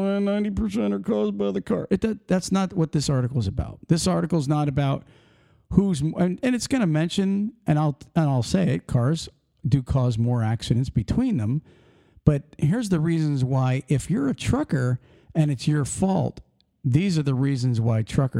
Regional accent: Pennsylvania, United States; moved away; we grew up in Pennsylvania

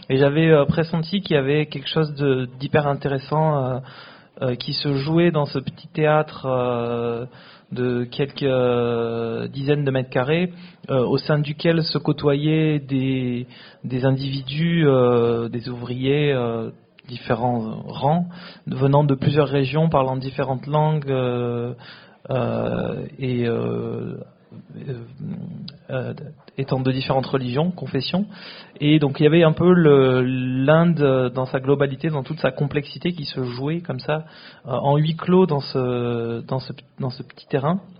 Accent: France; moved away as an adult; also born or lived in Bangalore, India; quand on a grandi en France, qu'on est né, qu'on a grandi en France, comme c'était mon cas.

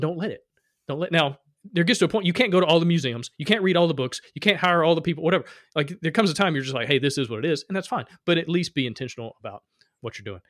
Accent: Alabama, United States; I come from Alabama.

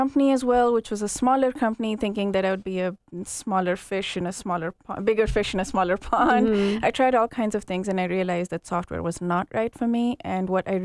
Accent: Kenya; moved away; also born or lived in India; I grew up in Kenya, and then the first part of my life there

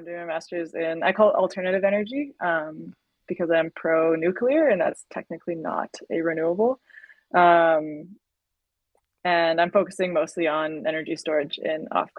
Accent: North Vancouver, British Columbia, Canada; I was raised on the North Shore, which is just north of Vancouver.

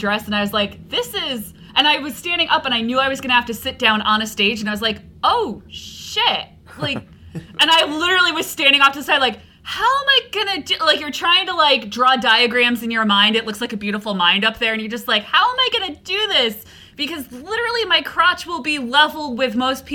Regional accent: Connecticut, United States; moved away; I'm originally from Connecticut

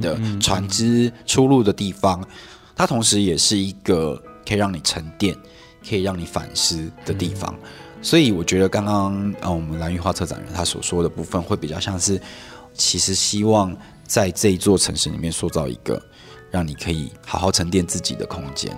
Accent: Hualien, Hualien County, Taiwan; also born or lived in Kaohsiung; 其实是高雄出生，然后在花莲长大

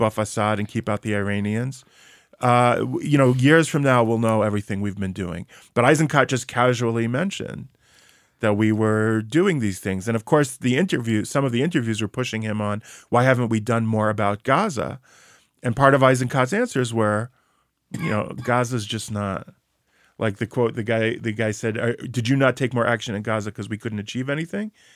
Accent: New York, United States; as a New Yorker

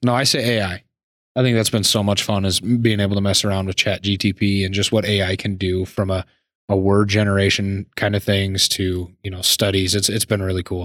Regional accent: Laurel, Montana, United States; now in Billings, United States; I was born and raised in Laurel, so we can say I'm a Billings guy.

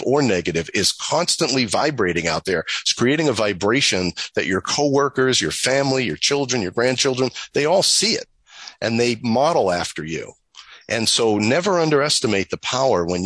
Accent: New York, United States; I'm from New York

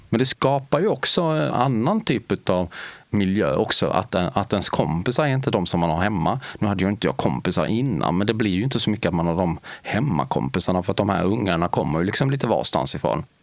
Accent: Lilla Högarnas, Skåne, Sweden; accent: Skånska; En liten, liten gruvort som ligger strax norr om Helsingborg längs med kusten i nordvästra delen av Skåne. Där är jag född och meddelen uppvuxen.

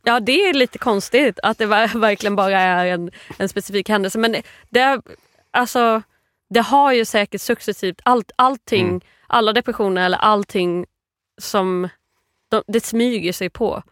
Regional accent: Virserum, Kalmar County, Sweden; Jag är eh, uppvuxen i Virserum i Småland.

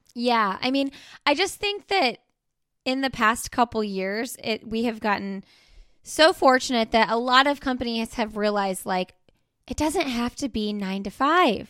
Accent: Indianapolis, Indiana, United States; moved away; I'm from Indianapolis, so we go to the Indy five hundred every year

